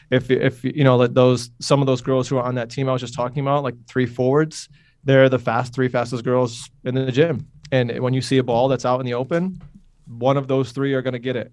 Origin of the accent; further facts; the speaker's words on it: Utica, New York, United States; moved away as an adult; also born or lived in Ithaca, New York / Brooklyn, New York; I grew up in Utica, New York, which is a small city-ish, uh, in the center, literally in the center of New York State